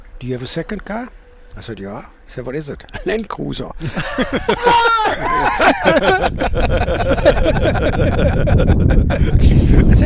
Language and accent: English; Essen, North Rhine-Westphalia, Germany; English is a second language; moved away as an adult; also born or lived in Canada; now in United States; I grew up in Essen. It's an industrial town, kind of the northern part of Germany, a mid-northern part